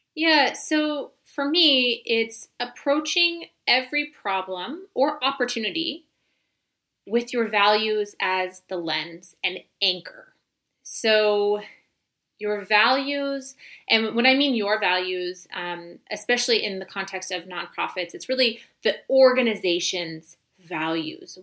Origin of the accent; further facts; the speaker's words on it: United States; moved away as an adult; also born or lived in Senegal; we um, sort of ended up in my hometown